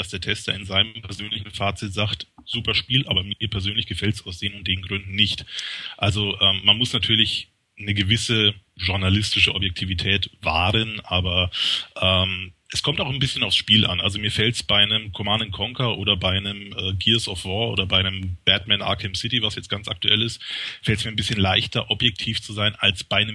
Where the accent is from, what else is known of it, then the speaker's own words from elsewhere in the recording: Bavaria, Germany; also ich komme aus Franken, arbeite für eine Schweizer Seite. Ich bin der Schweizer Franke sozusagen.